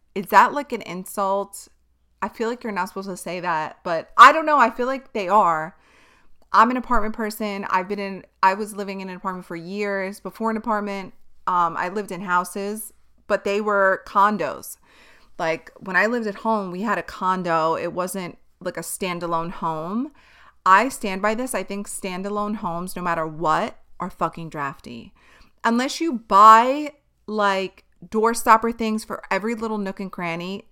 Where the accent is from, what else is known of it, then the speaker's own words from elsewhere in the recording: New York City, New York, United States; Born and raised in Staten Island